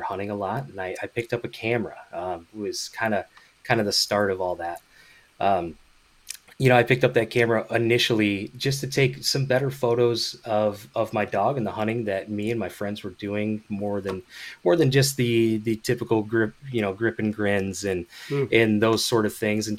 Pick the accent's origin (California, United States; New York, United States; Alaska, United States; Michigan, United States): Michigan, United States; Grand Rapids area; moved away; I'm originally from the Midwest, Michigan specifically, Grand Rapids area, Big Rapids, kind of in that area.